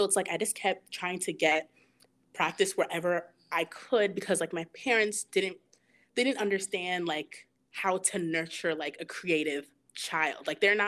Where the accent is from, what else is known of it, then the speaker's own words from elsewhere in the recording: Rockland County, New York, United States; also born or lived in Mount Vernon, New York / Yonkers, New York; So yeah, I'm from New York. grew up in like the suburbs area. Used to go to church in the Bronx all the time. Like I just spent like my whole life in New York, but I was born in Mount Vernon. So like I lived in Yonkers for like a year, maybe like a year or two before we moved out here to Rockland.